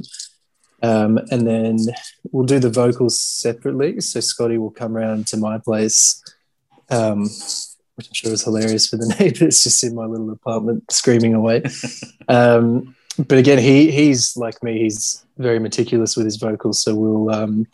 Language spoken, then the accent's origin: English; Melbourne, Victoria, Australia; I grew up in Melbourne